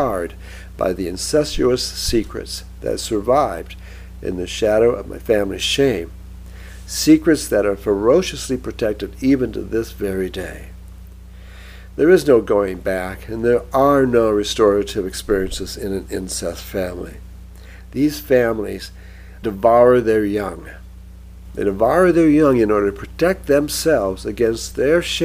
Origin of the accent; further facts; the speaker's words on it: Michigan, United States; growing up in Michigan includes being cursed to lament the good old days when Bobby Lane led the mighty Lions